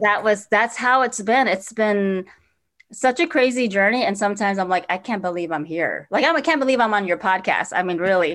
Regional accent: Four Corners area, northern New Mexico, United States; also born or lived in Navajo Nation; now in Minneapolis, United States; I grew up in northern New Mexico in the Four Corners area

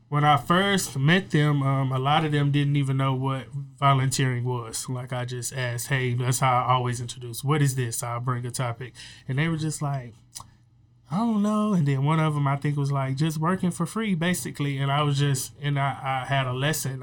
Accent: Waco, Texas, United States; I'm from Waco

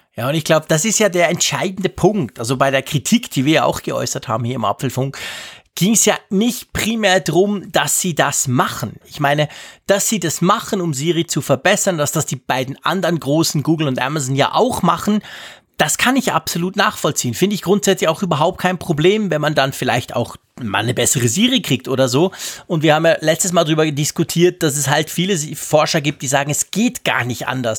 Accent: Switzerland; hier bei uns in der Schweiz

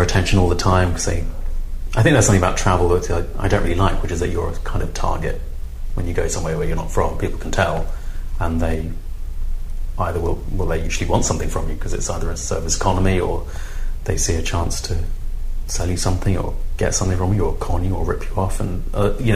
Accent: London, United Kingdom; also born or lived in Peckham; I live in Peckham. I grew up in Lewisham

